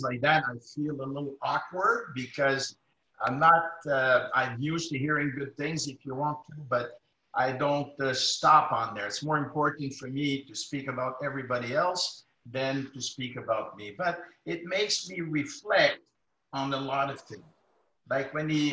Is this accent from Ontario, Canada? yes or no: yes; Ottawa, Ontario, Canada; I'm from Lower Town in Ottawa, which is predominantly French Canadians, low income